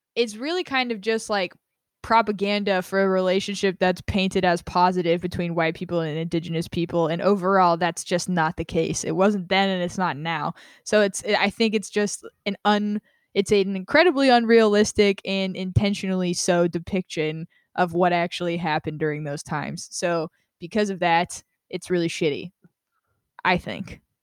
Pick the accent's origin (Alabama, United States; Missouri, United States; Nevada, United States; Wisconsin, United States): Nevada, United States; Las Vegas; I grew up in Las Vegas